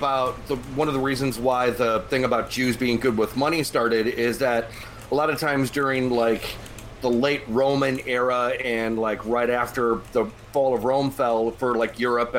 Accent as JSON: {"language": "English", "country": "Ireland", "said": "Yeah, well, I'm Irish"}